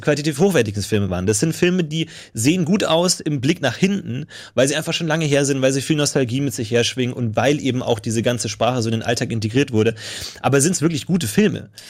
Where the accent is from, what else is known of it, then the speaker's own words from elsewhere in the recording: Germany; wir als Deutsche